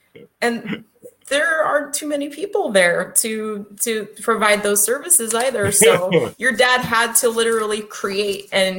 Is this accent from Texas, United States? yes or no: no; California, United States; Well, I came from California.